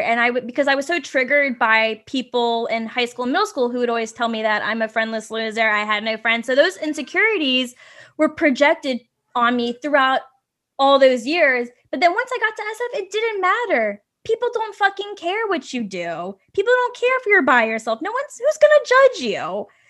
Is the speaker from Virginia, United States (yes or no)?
yes; Virginia, United States; now in San Francisco, United States; I'm originally from Virginia and, you know, there's all that Southern culture there